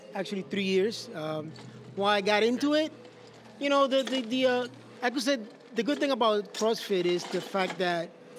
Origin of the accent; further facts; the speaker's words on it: Dominican Republic; moved away; I was born in the Dominican Republic, man.